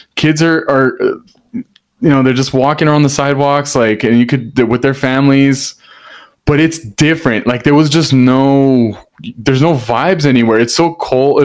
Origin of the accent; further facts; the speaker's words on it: Hacienda Heights, California, United States; I'm from Hacienda Heights